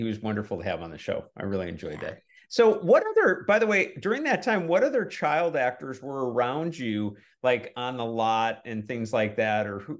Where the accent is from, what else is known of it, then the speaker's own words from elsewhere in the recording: Milwaukee, Wisconsin, United States; moved away; I'm from Milwaukee, by the way, originally